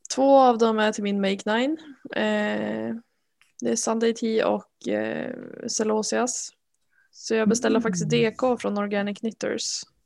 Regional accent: Norrland, Sweden; jag är en jättedålig norrlänning

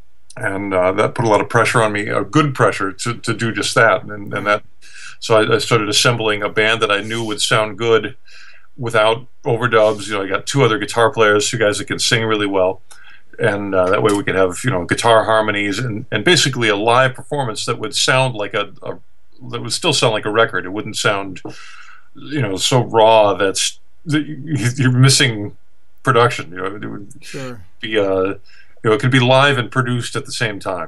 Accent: East Coast, United States; also born or lived in Los Angeles, United States / Japan / Las Vegas, United States; now in Portland, United States; growing up on the East Coast

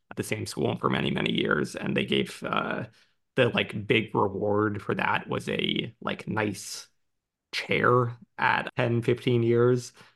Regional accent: United States; also born or lived in Brooklyn; I'm American

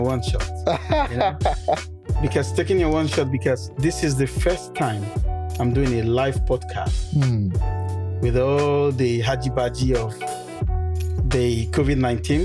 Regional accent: Nigeria; moved away as an adult; also born or lived in Manchester, United Kingdom / Jos, Nigeria; now in United Kingdom; I'm from Nigeria originally. I came to this country the fall of 2006.

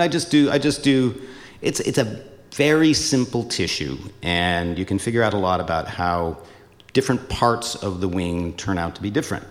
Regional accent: Seattle, Washington, United States; moved away as an adult; also born or lived in Boston; I hail from Seattle

